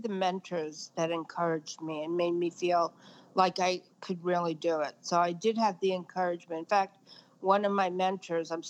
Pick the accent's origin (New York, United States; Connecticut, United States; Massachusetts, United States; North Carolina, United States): New York, United States; Brooklyn; Well, actually, I grew up in Brooklyn, and we were not w- with it to the level that Brooklyn is with it now.